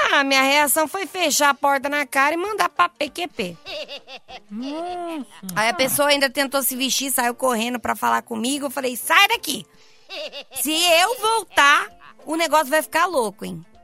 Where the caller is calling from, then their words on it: São Paulo, Brazil; Oi, meus lindos do Cafeína, aqui é a Tatiane, sou da Aricanduva